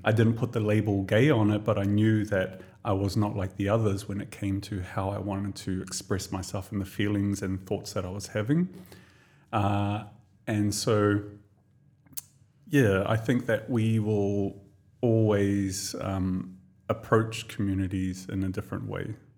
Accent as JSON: {"language": "English", "town": "Tokomaru Bay", "region": "Gisborne", "country": "New Zealand", "tie": "born or raised there", "moved": "as an adult", "lives_now": "Dubai, United Arab Emirates", "said": "a little tiny little town on the east coast of the North Island of New Zealand called Tokomaru Bay. So that's where I was born and raised"}